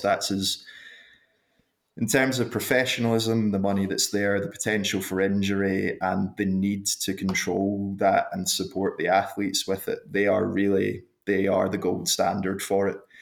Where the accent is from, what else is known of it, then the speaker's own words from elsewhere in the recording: Glasgow, Scotland, United Kingdom; moved away as an adult; now in Queenstown, New Zealand; I was born in Glasgow, in Scotland, and went to school there